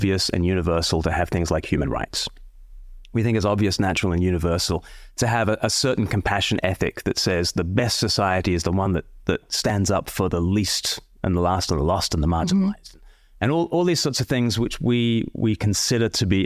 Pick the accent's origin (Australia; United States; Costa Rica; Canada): Australia; moved away; I'm from Australia originally